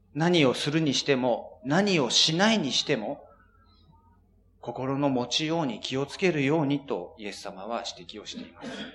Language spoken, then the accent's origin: Japanese; Japan; 私たち日本人